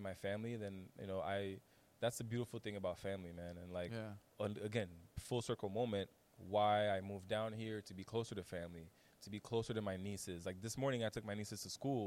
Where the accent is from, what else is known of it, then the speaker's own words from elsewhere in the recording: Haiti; also born or lived in Washington, D.C.; now in Miami, United States; growing up in Haiti and being exposed to insecurity and violence